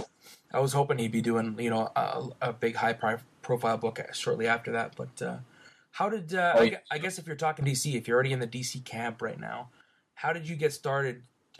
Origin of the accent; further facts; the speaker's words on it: Canada; I'm from Canada, not America.